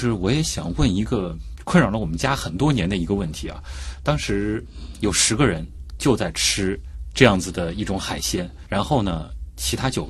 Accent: Shanghai, China; born there; 其实我作为一名出生在上海的八零后

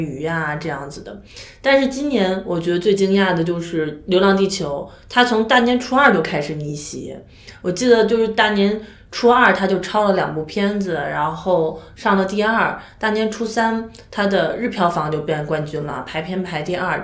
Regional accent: northern China, China; 作为北方人

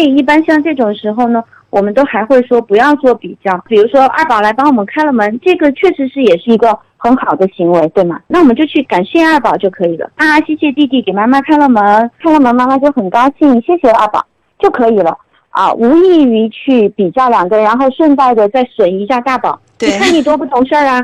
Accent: Chengdu, Sichuan, China; accent: Chengdu dialect; 我们成都话

